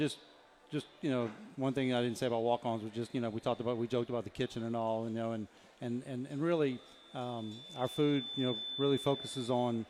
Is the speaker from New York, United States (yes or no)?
no; Lafayette, Louisiana, United States; moved away as an adult; also born or lived in New Orleans, Louisiana; now in Hattiesburg, United States; I was born in New Orleans, raised in Lafayette, Louisiana, and moved to Hattiesburg in 2005 with my wife and our children. We live here.